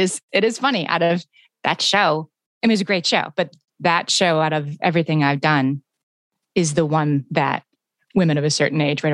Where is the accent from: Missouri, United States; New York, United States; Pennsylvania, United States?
Pennsylvania, United States; Scranton; moved away; I'm from Scranton, Pennsylvania, which is sort of a typical small town